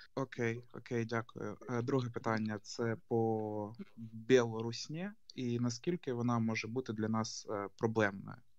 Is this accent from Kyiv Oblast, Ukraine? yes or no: no; Dnipro, Dnipropetrovsk Oblast, Ukraine; я сам із Дніпра